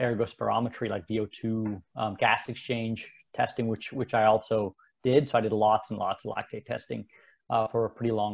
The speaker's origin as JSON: {"language": "English", "country": "Canada", "tie": "born or raised there", "also_born_or_lived": "Switzerland", "said": "I was born in Switzerland. My parents moved to Canada"}